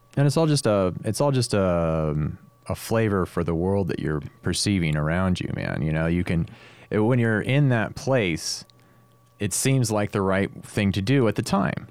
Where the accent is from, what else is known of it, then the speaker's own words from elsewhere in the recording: Stockton, California, United States; growing up in Stockton, I mean, as a as a teenager